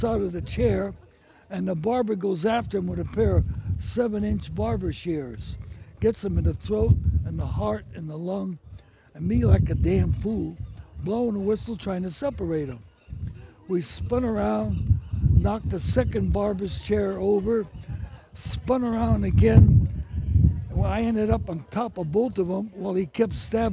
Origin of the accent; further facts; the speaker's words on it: San Francisco, California, United States; I was born and raised in the North Beach section of San Francisco